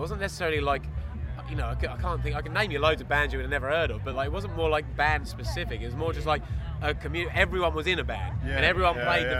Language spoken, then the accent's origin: English; Colchester, East of England, United Kingdom; also born or lived in Stratford, London; I'm from Colchester.